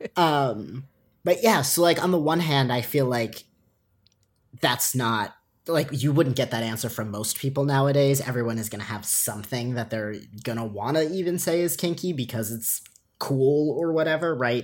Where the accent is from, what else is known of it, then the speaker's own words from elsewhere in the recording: Long Island, New York, United States; growing up on Long Island